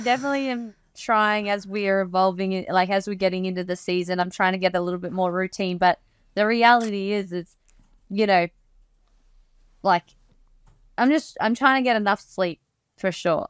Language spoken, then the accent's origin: English; Australia; growing up in Australia